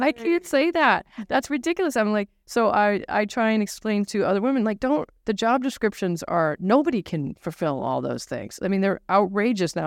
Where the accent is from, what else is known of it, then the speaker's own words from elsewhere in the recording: Nashua, New Hampshire, United States; I grew up in New Hampshire